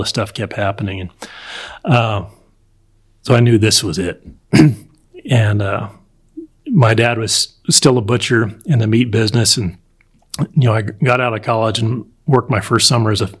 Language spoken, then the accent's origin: English; Colorado, United States; also born or lived in Illinois; I was raised in Colorado, Front Range of Colorado, kind of halfway between Colorado Springs and Denver